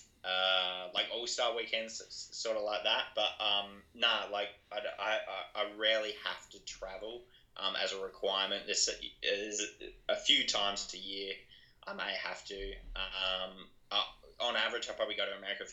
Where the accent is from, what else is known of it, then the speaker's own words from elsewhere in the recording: Adelaide, South Australia, Australia; I'm from Adelaide, it's not like we're a country town or anything